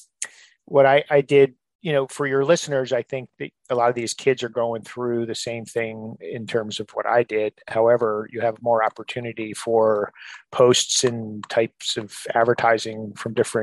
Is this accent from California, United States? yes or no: no; New Jersey, United States; moved away as an adult; now in Maryland, United States; We're both from New Jersey